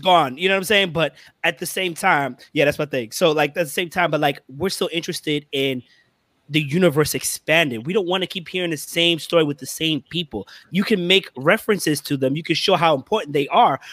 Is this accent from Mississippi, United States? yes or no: no; New York City, New York, United States; I'm from Brooklyn